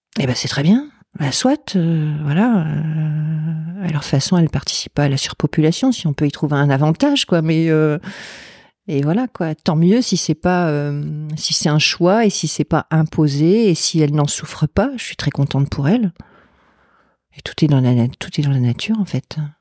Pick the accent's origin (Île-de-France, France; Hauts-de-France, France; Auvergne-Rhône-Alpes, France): Hauts-de-France, France; Lille; c'est du Nord parce que je suis de Lille